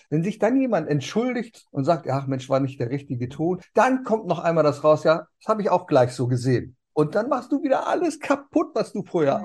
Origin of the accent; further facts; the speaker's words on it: Germany; bei uns in Deutschland